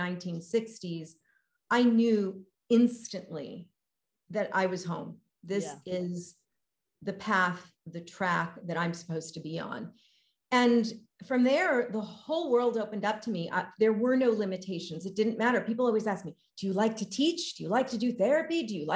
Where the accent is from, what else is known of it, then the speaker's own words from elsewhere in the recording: Los Angeles, California, United States; moved away as an adult; now in Australia; as a Latina growing up in Los Angeles in the States